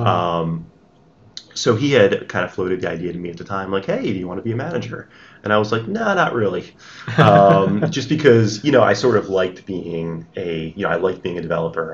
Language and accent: English; New Jersey, United States; I grew up in New Jersey mm-hmm. all my life